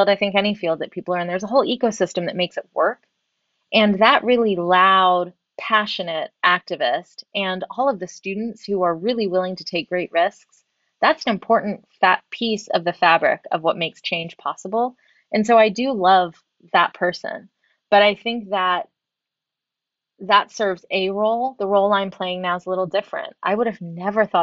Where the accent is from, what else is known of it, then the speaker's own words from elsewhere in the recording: the South, United States; I grew up in the South